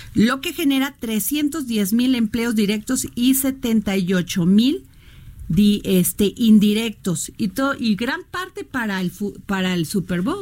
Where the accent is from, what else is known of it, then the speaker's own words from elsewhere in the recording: Veracruz, Mexico; now in Mexico City, Mexico; yo migré, yo soy veracruzana, migré a la Ciudad de México